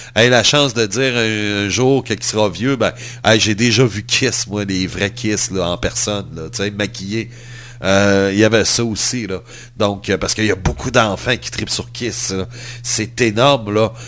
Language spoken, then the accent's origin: French; Quebec, Canada; en tant que Québécois